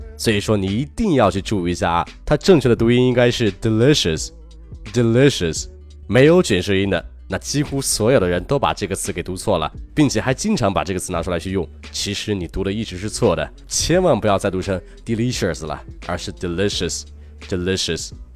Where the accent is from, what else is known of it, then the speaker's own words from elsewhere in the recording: China; 我们中国人